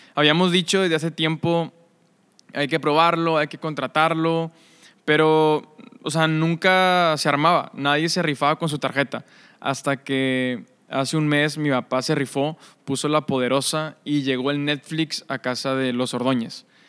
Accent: Monterrey, Nuevo León, Mexico; soy de aquí de Monterrey

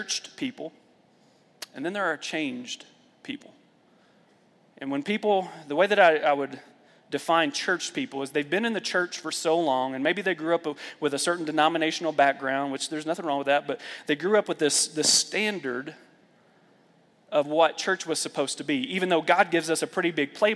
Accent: Lexington, Kentucky, United States; I grew up in the Bible Belt, Lexington, Kentucky

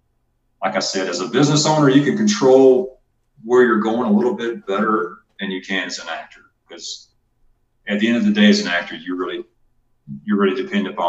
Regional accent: Georgia, United States; accent: twang; moved away; also born or lived in Texas; I'm from Georgia, but, you know, I used to live in Texas.

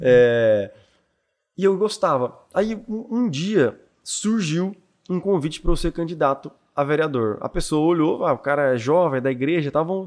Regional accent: Brazil; eu fui criado no Jardim Iguaçu, que é ali, Jardim Iguaçu o pessoal não conhece muito, mas é perto de Inocop São eu Lucas

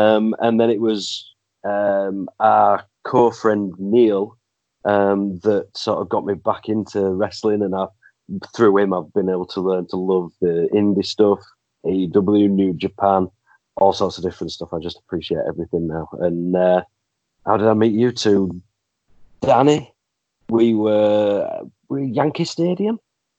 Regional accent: Leeds, Yorkshire and the Humber, United Kingdom; moved away as an adult; also born or lived in Carlisle; currently residing in Leeds, grew up here, moved away to Carlisle, moved back about 5 years ago, so lived up there about 15 years.

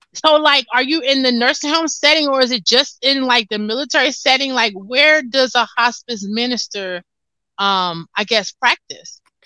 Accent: United States; I'm from America

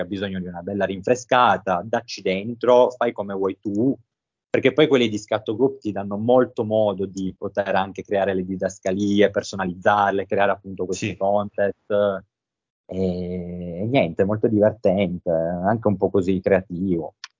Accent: Turin, Piedmont, Italy; sono di, come ho appena detto, totalmente un'altra parte d'Italia, sono di Torino

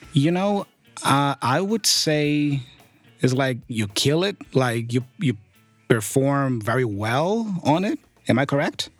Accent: Brazil; English is a second language; I come from Brazil

